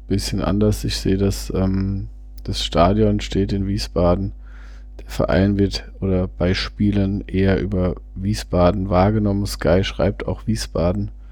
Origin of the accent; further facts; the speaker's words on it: Vienna, Austria; klar, ich komme aus Wien selbst